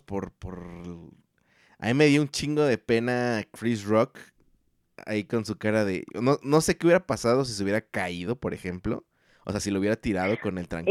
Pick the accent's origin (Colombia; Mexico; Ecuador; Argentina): Mexico; como mexicano